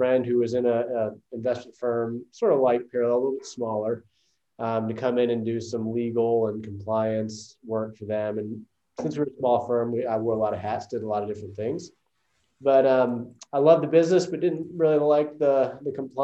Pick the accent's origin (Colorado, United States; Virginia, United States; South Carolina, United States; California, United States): South Carolina, United States; Greenville; also born or lived in Taiwan; I'm from originally from Greenville, South Carolina, and grew up here